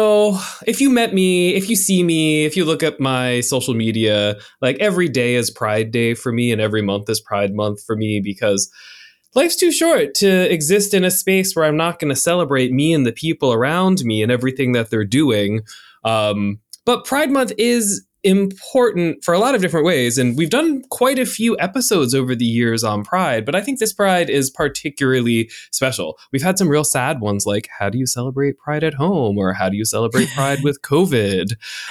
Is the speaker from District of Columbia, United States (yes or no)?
no; North Carolina, United States; now in Florida, United States; I mean, I'm from North Carolina originally, so like it's all a wash.